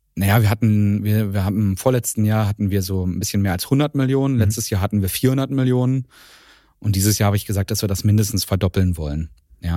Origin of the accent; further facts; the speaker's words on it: Strausberg, Brandenburg, Germany; ich bin in, in Strausberg aufgewachsen.